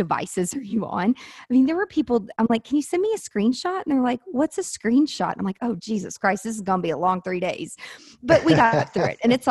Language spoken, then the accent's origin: English; Nashville, Tennessee, United States; I'm from Nashville. I live in Nashville